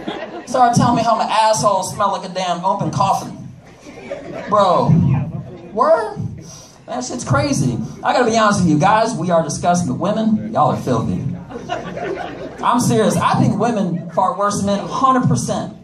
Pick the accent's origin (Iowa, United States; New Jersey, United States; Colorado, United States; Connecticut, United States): Connecticut, United States; also born or lived in Washington, D.C. / Russia; now in Texas, United States; I am not Russian. I am from Connecticut.